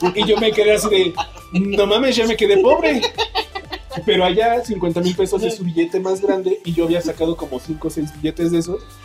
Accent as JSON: {"language": "Spanish", "country": "Mexico", "said": "somos mexicanos"}